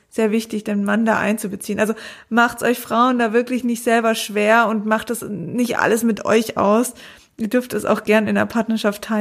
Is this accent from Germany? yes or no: yes; Konstanz, Baden-Württemberg, Germany; Ah, ich komme aus Konstanz, ist jetzt gar nicht so weit.